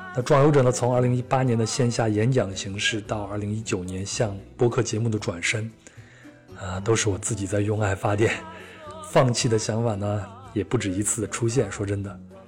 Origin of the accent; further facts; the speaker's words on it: China; 我说我是从中国来的